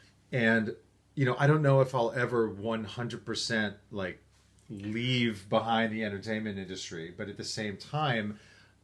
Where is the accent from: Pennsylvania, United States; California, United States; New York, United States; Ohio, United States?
New York, United States; also born or lived in Syracuse; I grew up in New York